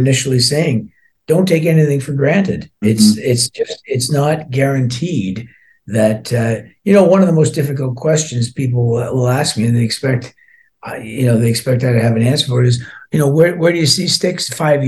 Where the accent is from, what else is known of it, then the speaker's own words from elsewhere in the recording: Scotland, United Kingdom; although I was born in Scotland, I'm only half Scottish. My dad was from Ireland.